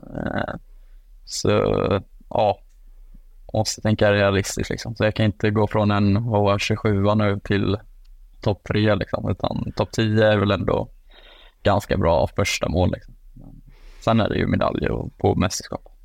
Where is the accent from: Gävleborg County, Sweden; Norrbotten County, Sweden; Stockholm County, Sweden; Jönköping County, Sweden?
Jönköping County, Sweden; Jönköping; moved away; also born or lived in Falun; hemma i Jönköping